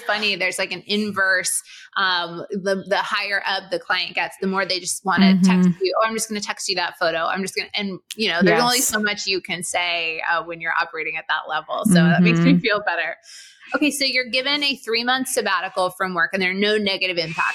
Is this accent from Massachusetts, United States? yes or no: yes; Boston, Massachusetts, United States; I grew up in Boston